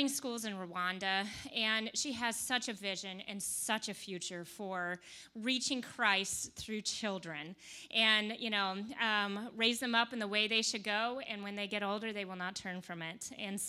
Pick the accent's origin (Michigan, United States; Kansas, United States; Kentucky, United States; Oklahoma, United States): Kentucky, United States; We're both from Kentucky